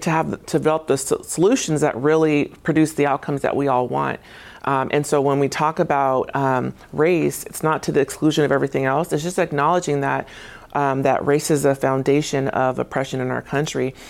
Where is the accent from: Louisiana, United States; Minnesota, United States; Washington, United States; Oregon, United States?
Washington, United States; Tacoma; I graduated from Lincoln High School. So I'm from here